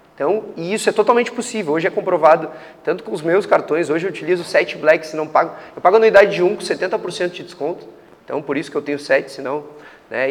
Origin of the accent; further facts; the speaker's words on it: Porto Alegre, Rio Grande do Sul, Brazil; moved away as an adult; also born or lived in Canada / Ireland / Manaus; saí de Porto Alegre, sou gaúcho, né? Eh, saí de Porto Alegre com 19 anos, fui morar no Canadá